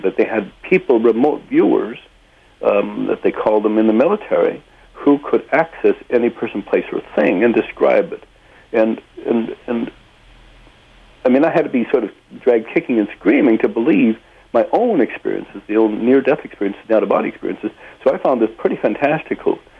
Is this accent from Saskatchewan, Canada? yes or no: yes; Saskatchewan, Canada; now in Port Alberni, Canada; I was born in Saskatchewan